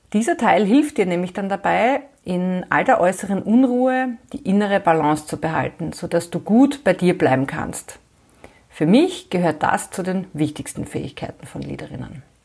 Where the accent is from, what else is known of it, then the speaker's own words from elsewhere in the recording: Graz, Styria, Austria; moved away as an adult; now in Vienna, Austria; Ich bin Österreicherin, ich bin in Graz geboren und aufgewachsen, ich habe auch dort noch studiert und bin dann nach dem Studium vor mittlerweile mehr als 25 Jahren nach Wien gekommen, wo ich derzeit lebe und arbeite.